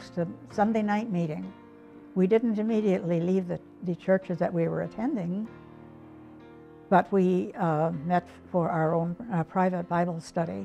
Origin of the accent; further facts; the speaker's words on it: Illinois, United States; moved away as an adult; also born or lived in Kokomo, Indiana; now in Manitowoc, United States; we grew up in Illinois, but we enjoyed the Midwest and the lake especially